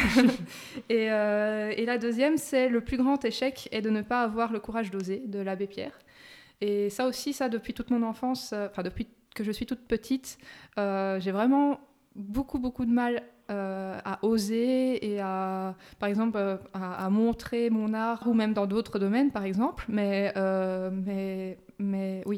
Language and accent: French; Luxembourg; also born or lived in Brussels, Belgium; Je suis belgo-luxembourgeoise. Donc, je suis née à Bruxelles mm-hmm. et mes parents sont venus au Luxembourg quand j'avais 4 ans.